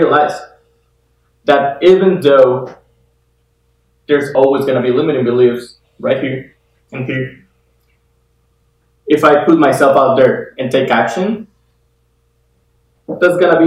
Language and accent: English; Guatemala; moved away as an adult; now in United States; I am from Guatemala, born and raised over there. I came to the US about 5 years